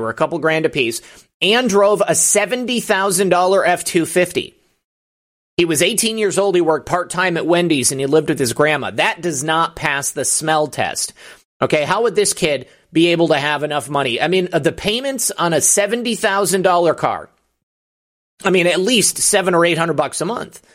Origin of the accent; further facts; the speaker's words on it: Michigan, United States; my home state